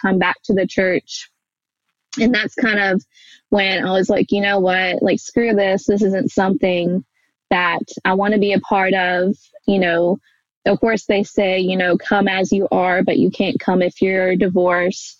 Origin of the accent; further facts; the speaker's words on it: Alabama, United States; growing up in the Bible Belt and, like, you know, nowhere Alabama